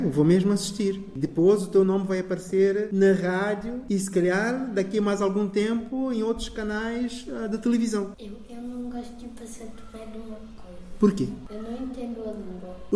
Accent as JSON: {"language": "Portuguese", "country": "São Tomé & Príncipe", "tie": "born there", "said": "nasci em São Tomé Príncipe também."}